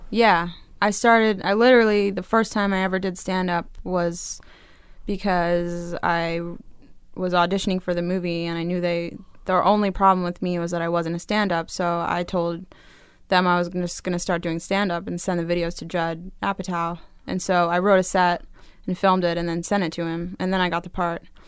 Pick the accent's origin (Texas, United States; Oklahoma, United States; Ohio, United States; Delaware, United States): Delaware, United States; also born or lived in Wilmington, Delaware / Astoria, Queens, New York; now in New York, United States; I grew up in Delaware